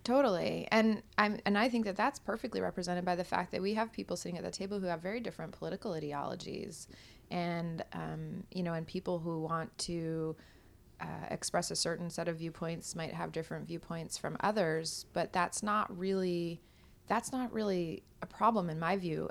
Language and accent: English; Kodiak, Alaska, United States; I'm from Kodiak